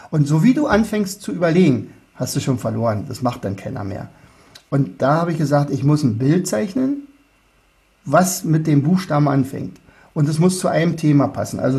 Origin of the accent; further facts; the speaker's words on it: Austria; Also würde ich freuen als Österreicher.